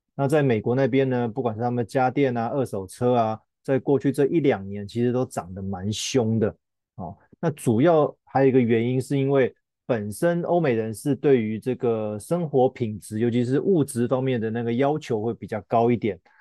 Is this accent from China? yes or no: no; Taiwan; 我们台湾人